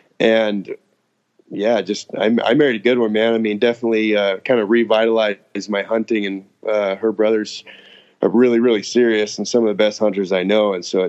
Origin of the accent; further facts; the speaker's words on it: Post Falls, Idaho, United States; moved away as an adult; now in Alaska, United States; And I was born and raised in Post Falls, Idaho.